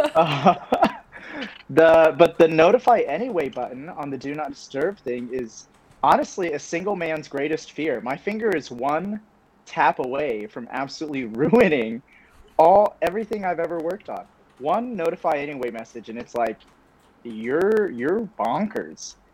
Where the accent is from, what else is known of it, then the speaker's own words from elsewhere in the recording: Kansas City, Missouri, United States; also born or lived in Southern California / Illinois; I'm from uh, Kansas City, Missouri. I used to lie about it. I used to tell people I was from Southern California because sure. I was born in SoCal